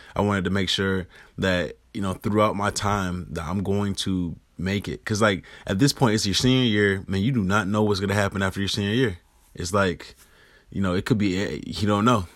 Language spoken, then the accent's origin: English; Rochester, New York, United States; internships in high school with news stations in my hometown of Rochester, New York